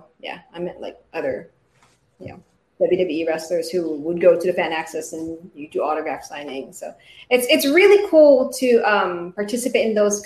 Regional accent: Philippines; moved away as an adult; now in United States; I was actually born and raised in the Philippines

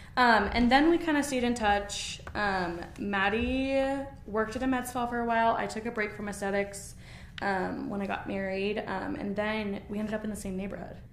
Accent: Gilbert, Arizona, United States; moved away as an adult; now in Utah, United States; I'm from Gilbert, Arizona. Um, I was born and raised there, and then I moved up here um, when I was 18 after I graduated high school.

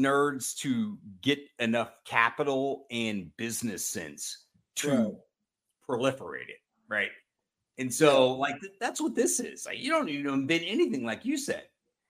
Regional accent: Austin, Texas, United States; You and I grew up in Austin.

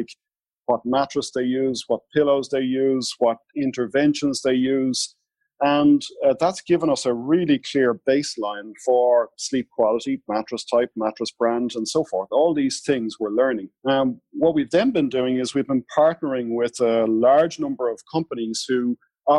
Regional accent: Ireland; I'm Irish fair-skinned

